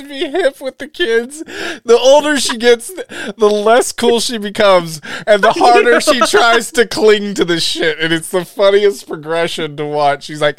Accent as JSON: {"language": "English", "region": "Tennessee", "country": "United States", "said": "I'm from Tennessee."}